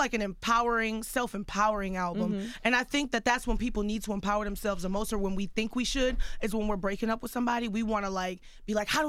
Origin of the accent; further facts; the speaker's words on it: Houston, Texas, United States; Growing up in Houston, I was teased a lot in middle school for being nerdy or playing the flute.